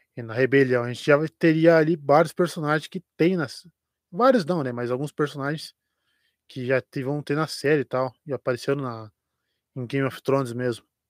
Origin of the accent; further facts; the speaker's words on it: Curitiba metropolitan region, near the São Paulo border, Paraná, Brazil; now in Curitiba, Brazil; não sou não sou daqui de, de Curitiba, sou da região metropolitana, mas mais para a divisa que São Paulo